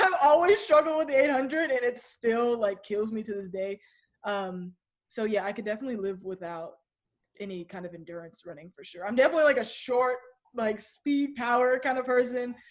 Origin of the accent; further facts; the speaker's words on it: Kennesaw, Georgia, United States; also born or lived in Virginia / San Diego; I was born in Virginia, but I I don't claim it because we moved to Georgia when I was one